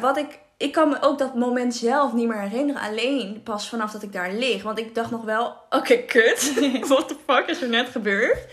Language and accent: Dutch; Haarlem, North Holland, Netherlands; We komen uit Haarlem